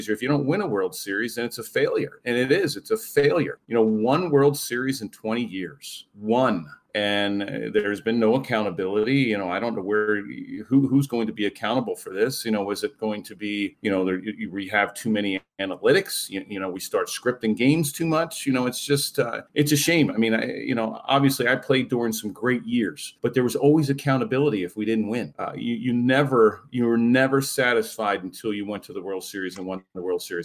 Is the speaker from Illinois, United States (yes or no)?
no; Baltimore, Maryland, United States; I grew up in Baltimore and only knew the history of the Yankees